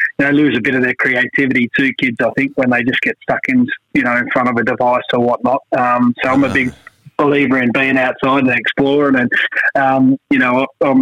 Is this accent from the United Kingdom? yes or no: no; Tamworth, New South Wales, Australia; I grew up just outside of Tamworth